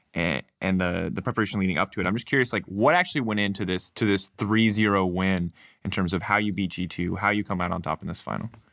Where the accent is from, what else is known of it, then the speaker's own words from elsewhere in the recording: United States; As an ignorant American